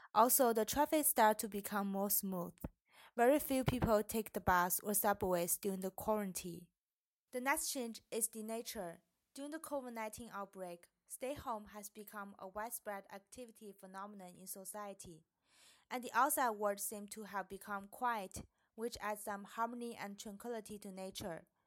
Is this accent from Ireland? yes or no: no; China; moved away as an adult; now in Canada; My home country is China